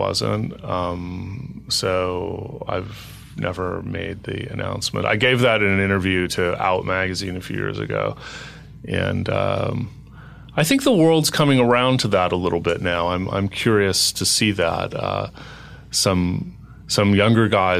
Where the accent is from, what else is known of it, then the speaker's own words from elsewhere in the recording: Los Angeles, California, United States; moved away as an adult; also born or lived in New York; I moved from New York to Los Angeles a few years ago, even though I'm an LA native